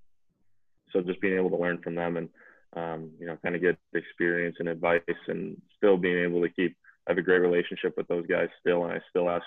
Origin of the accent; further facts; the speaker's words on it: Hugo, Minnesota, United States; I grew up in Hugo, Minnesota.